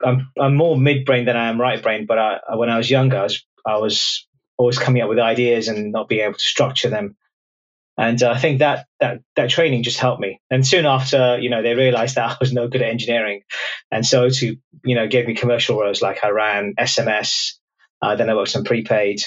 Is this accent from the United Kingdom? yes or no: yes; London, United Kingdom; But I grew up was born in London, immigrant family, first kid born in the UK